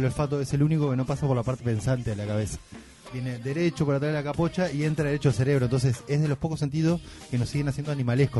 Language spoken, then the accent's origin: Spanish; Uruguay; somos los uruguayos